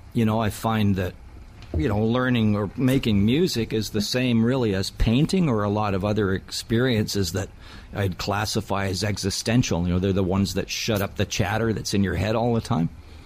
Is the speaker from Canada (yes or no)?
yes; Toronto, Ontario, Canada; I love being in Toronto. I mean, it's my hometown. I emigrated here when I was a small child, and I grew up here.